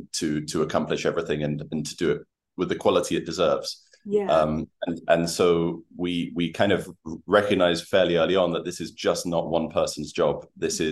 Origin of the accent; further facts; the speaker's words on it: York, Yorkshire and the Humber, United Kingdom; moved away as an adult; now in Uruguay; I'm actually originally from the United Kingdom, from York. I've been living in Uruguay for 7 years now